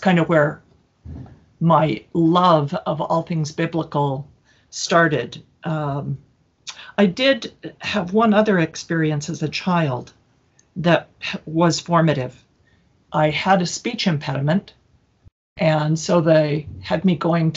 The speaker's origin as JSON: {"language": "English", "town": "Salt Lake City", "region": "Utah", "country": "United States", "tie": "born or raised there", "also_born_or_lived": "Michigan / Ohio", "moved": "as an adult", "said": "I was born and raised here, born at LDS Hospital"}